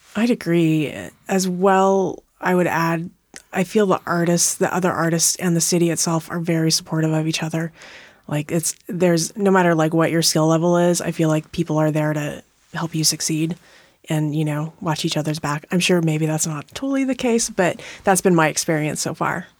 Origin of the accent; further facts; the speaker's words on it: Montana, United States; moved away as an adult; now in Tacoma, United States; I grew up in Montana